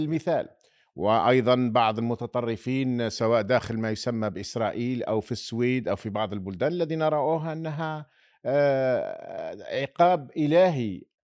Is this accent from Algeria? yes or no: yes; Algeria; نحن كجزائريين